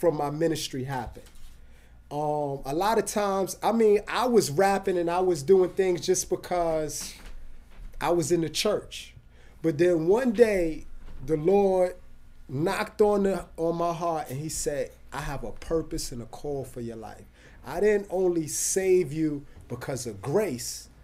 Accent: New York City, New York, United States; I'm from the Boogie Down Bronx

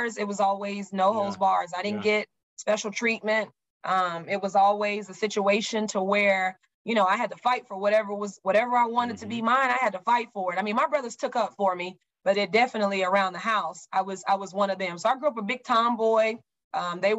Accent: Oklahoma City, Oklahoma, United States; also born or lived in Spencer, Oklahoma; now in Houston, United States; I'm a city girl. I grew up in Oklahoma City, lived a little city life, but it's slow. Houston was very fast when I got here

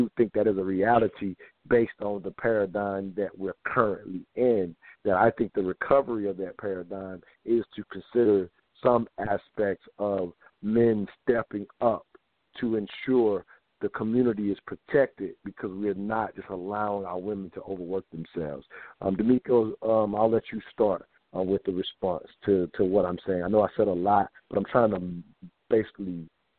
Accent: the South, United States; have I grew up in the South, so my grandfather, in a sense, was that breadwinner

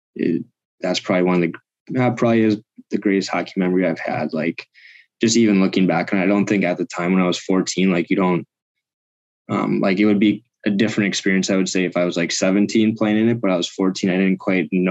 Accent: Minnesota, United States; my experience in high school hockey in Minnesota

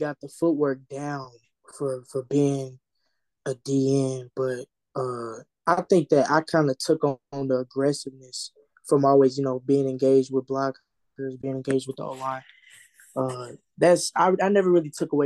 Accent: St. Louis, Missouri, United States; I'm from St. Louis

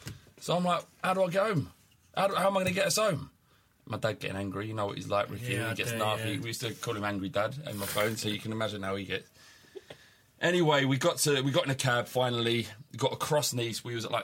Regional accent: England, United Kingdom; Yeah, because we're English.

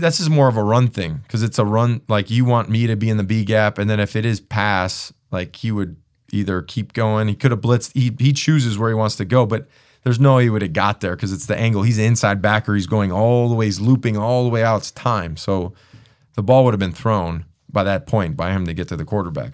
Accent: Chicago, Illinois, United States; I'm from Chicago. My family is from the area

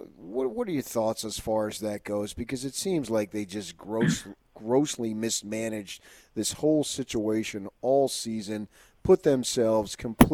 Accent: New Jersey, United States; moved away; also born or lived in Arizona / Los Angeles; even though I was born and raised in New Jersey, I also grew up second part of my life in Arizona, went to ASU, worked in Los Angeles

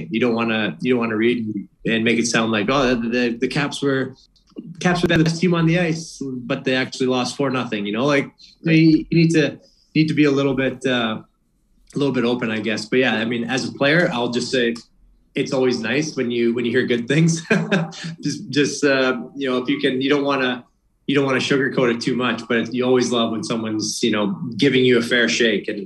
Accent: Boston, Massachusetts, United States; I want to listen to them I'm from Boston.

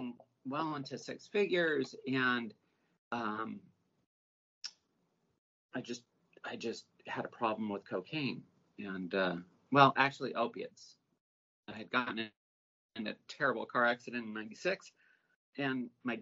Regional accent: Los Angeles, California, United States; I was born and raised in the Valley

